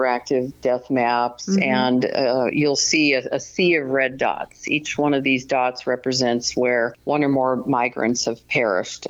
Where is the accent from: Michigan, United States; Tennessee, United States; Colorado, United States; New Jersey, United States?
Colorado, United States; I grew up in Colorado